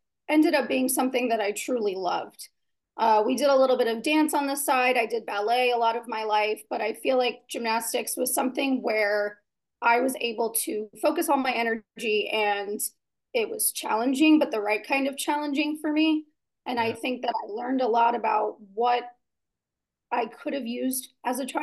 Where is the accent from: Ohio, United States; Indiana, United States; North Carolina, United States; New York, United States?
Indiana, United States; Southern; I was raised in Southern Indiana